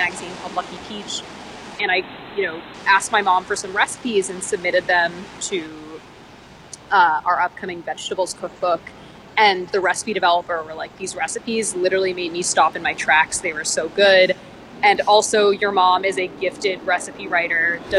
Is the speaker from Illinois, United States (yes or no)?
no; Texas, United States; I say I'm from Texas, and people are like, oh, my God, Texas. And they have all these notions of what Texas is. And I'm like, well, actually, that really wasn't my Texas.